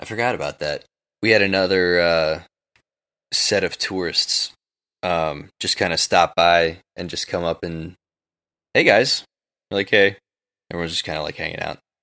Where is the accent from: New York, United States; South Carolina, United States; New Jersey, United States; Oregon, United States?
New York, United States; New York City; I'm from New York City